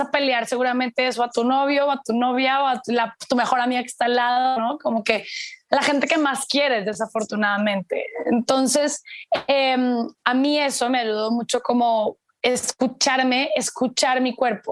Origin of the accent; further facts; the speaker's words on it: Colombia; moved away as an adult; como me fui hace tanto tiempo de Colombia, yo me fui hace los 18, 28, bueno, casi 14 años, 15